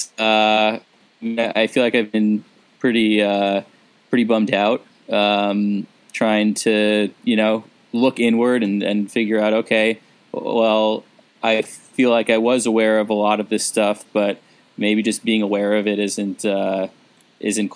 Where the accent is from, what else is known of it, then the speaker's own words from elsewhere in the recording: New York, United States; growing up in New York and around New York